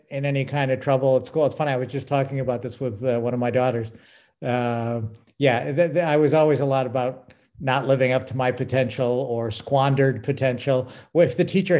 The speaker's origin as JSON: {"language": "English", "town": "West Springfield", "region": "Massachusetts", "country": "United States", "tie": "born or raised there", "moved": "yes", "lives_now": "Los Angeles, United States", "said": "I grew up in West Springfield, Mass"}